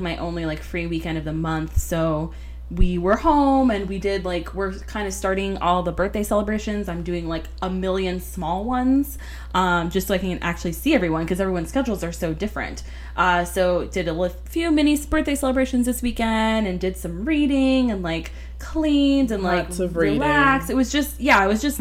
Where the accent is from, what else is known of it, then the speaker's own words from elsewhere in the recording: Florida, United States; we grew up together here in Florida